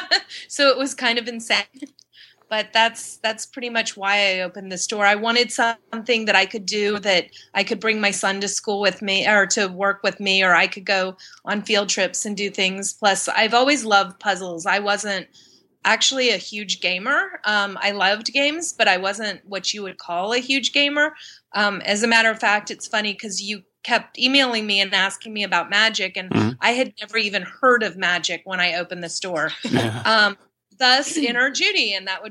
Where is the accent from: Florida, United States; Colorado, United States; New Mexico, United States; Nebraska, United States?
Florida, United States; Pensacola; moved away as an adult; also born or lived in Miami, Florida; now in Washington, D.C., United States; I was born in Miami, but I grew up in Pensacola, Florida, in Northwest Florida